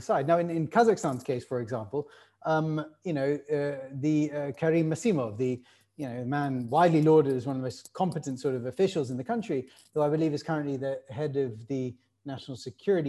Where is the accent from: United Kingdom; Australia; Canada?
United Kingdom; I'm actually British.